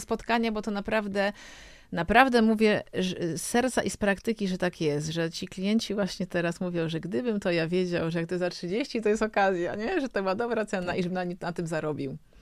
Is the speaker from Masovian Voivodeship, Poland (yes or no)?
yes; Warsaw, Masovian Voivodeship, Poland; jestem co prawda z Warszawy